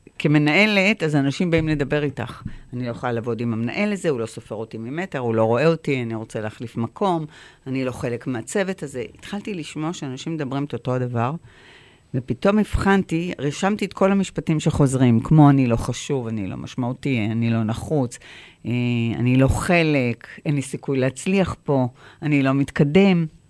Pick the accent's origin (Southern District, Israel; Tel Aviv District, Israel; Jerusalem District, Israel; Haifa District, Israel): Haifa District, Israel; Haifa; נולדתי בחיפה